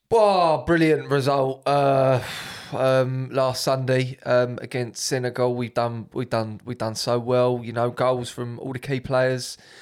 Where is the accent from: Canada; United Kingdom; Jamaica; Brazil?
United Kingdom; I'm British